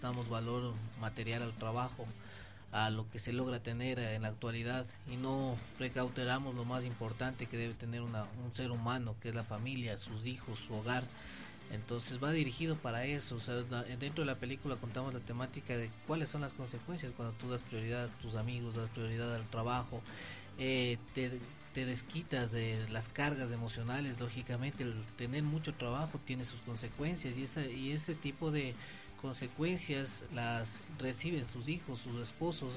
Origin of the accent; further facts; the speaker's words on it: Ecuador; nosotros creo que debemos creer como ecuatorianos